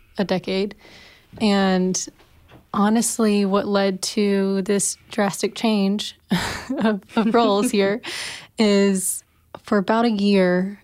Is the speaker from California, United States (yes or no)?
no; Alabama, United States; moved away as an adult; also born or lived in Orlando, Florida / Indianapolis, Indiana; now in Nashville, United States; I was born in Orlando and grew up in Alabama, and I've been in Nashville since summer of 2014